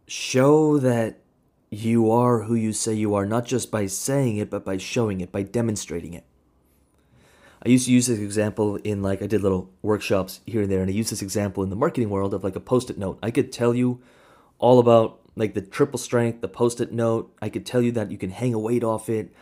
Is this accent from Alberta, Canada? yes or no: no; Kamloops, British Columbia, Canada; grew up in Kamloops. That's where I grew up